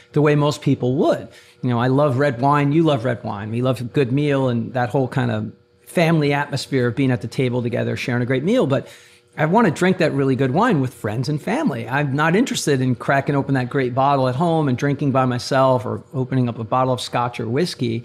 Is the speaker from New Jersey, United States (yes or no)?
yes; Maplewood, New Jersey, United States; I grew up in Maplewood, South Orange